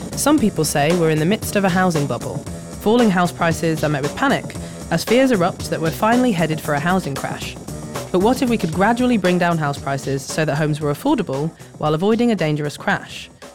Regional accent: Leeds, Yorkshire and the Humber, United Kingdom; moved away; from Leeds, my hometown

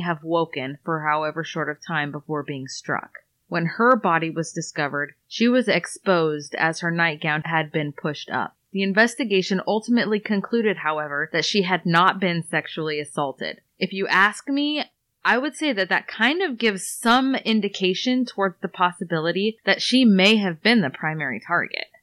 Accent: Iowa, United States; we're from Iowa

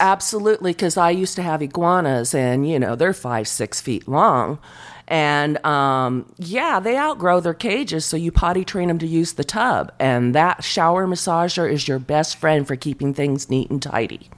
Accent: San Diego, California, United States; I grew up in San Diego

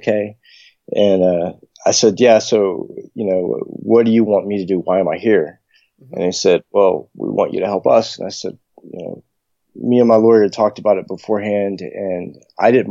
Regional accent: United States; I'm from the States

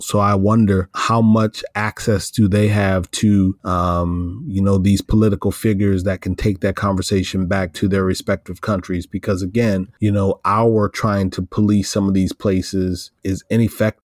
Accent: Iowa, United States; moved away; from Iowa, a, a city about an hour, hour and a half from where I grew up in Iowa

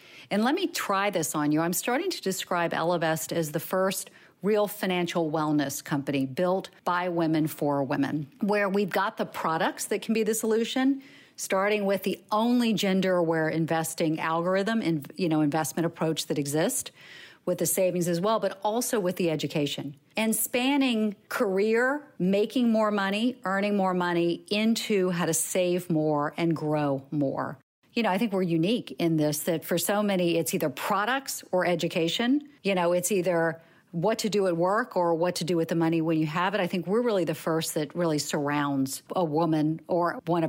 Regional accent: the South, United States; I grew up in the South as well.

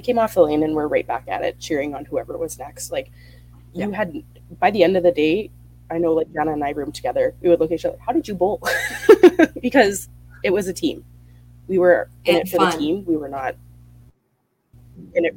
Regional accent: Winnipeg, Manitoba, Canada; I am from Winnipeg.

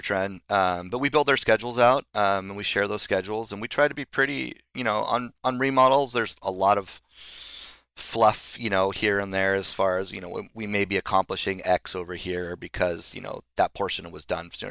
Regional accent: Solana Beach, California, United States; also born or lived in Los Angeles / New York; I grew up in Solana Beach

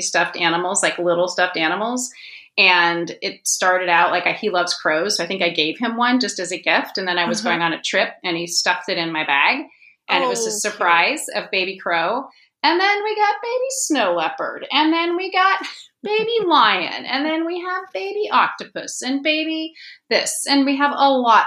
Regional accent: Ashland, Oregon, United States; moved away as an adult; now in Seattle, United States; I live in Seattle. I grew up in Ashland, Oregon. I'm a Northwesterner

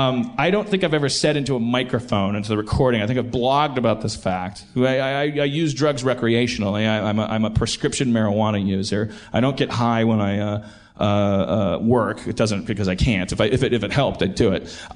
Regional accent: Milwaukee, Wisconsin, United States; accent: Milwaukee; would you hear my little Milwaukee accent? Most of the time, Pittsburgh's bringing it out of me.

